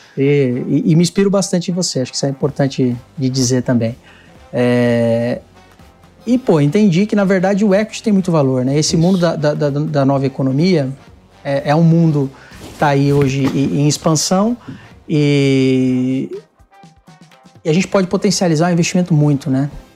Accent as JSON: {"language": "Portuguese", "town": "Itapevi", "region": "São Paulo", "country": "Brazil", "said": "Eu sou de aqui da, da Grande São Paulo, região metropolitana Itapevi."}